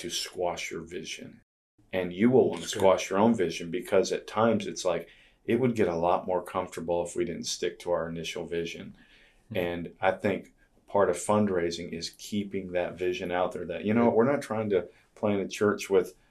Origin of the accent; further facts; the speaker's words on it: Florida, United States; moved away as an adult; now in Yuba City, United States; I grew up in Florida